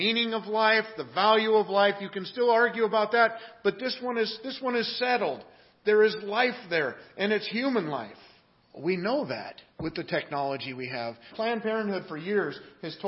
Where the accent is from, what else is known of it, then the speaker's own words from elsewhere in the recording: Seattle, Washington, United States; moved away as an adult; also born or lived in Manassas, Virginia; I grew up in the Pacific Northwest